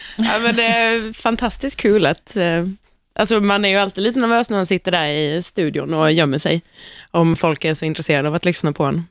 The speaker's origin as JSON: {"language": "Swedish", "town": "Halmstad", "region": "Halland County", "country": "Sweden", "said": "Jag är från Halmstad själv"}